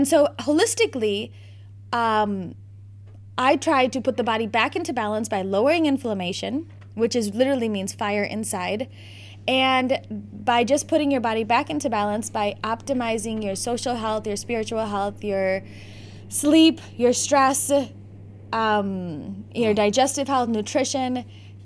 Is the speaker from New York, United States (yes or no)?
no; Naperville, Illinois, United States; also born or lived in South Bend, Indiana; I have been born and bred in Naperville, Illinois.